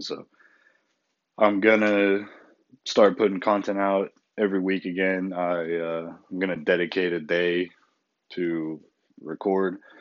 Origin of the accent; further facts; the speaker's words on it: United States; we're American people